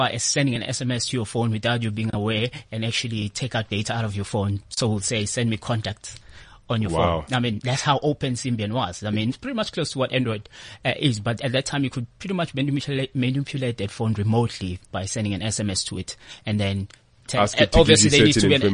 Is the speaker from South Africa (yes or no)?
yes; KwaZulu-Natal, South Africa; moved away as an adult; also born or lived in Cape Town / Johannesburg; I come from Natal.